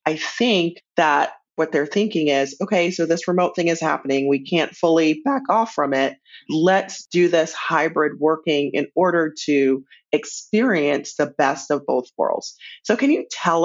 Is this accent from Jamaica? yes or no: yes; Jamaica; now in United States; I was born and raised in Jamaica. I speak dialect. I live in the US.